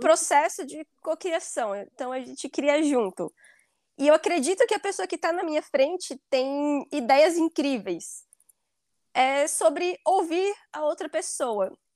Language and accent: Portuguese; Bahia, Brazil; moved away as an adult; now in Ireland; Eu sou da Bahia e eu moro na Irlanda há quatro anos.